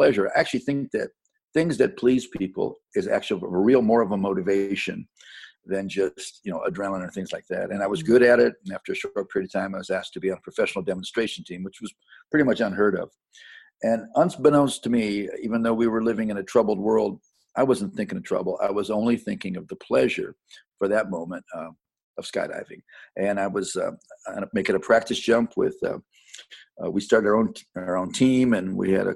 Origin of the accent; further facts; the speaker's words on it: Independence, Ohio, United States; now in Franklin, United States; I was born in suburbs around Cleveland, Ohio, and grew up there in a little town called Independence, Ohio, which is just south of Cleveland.